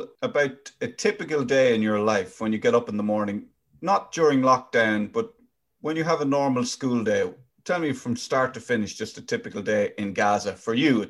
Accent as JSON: {"language": "English", "country": "Ireland", "tie": "born or raised there", "said": "I grew up in Ireland."}